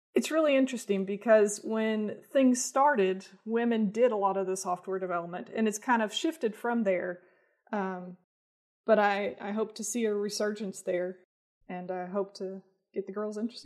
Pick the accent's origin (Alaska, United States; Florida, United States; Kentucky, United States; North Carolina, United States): Kentucky, United States; Bowling Green; moved away as an adult; now in Lexington, United States; I grew up in Bowling Green, Kentucky, uh, and then moved here for college and stuck around.